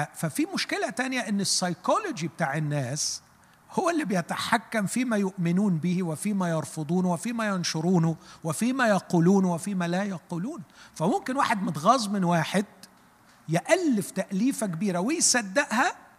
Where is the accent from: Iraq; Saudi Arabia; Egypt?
Egypt; احنا كمصريين